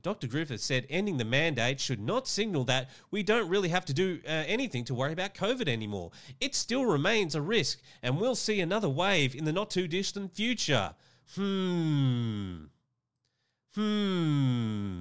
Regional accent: Australia; Queensland is a state here in my home country of Australia

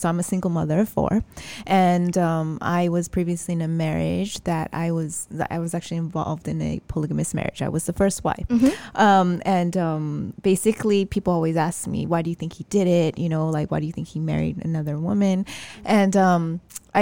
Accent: United States; now in Malaysia; I grew up in the States. I mean, we are Americans

